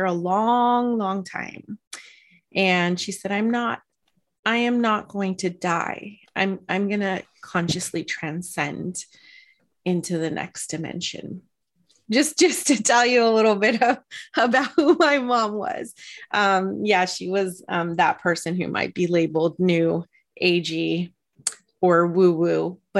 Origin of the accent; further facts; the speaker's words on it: California, United States; I'm not Mexican, but I grew up in California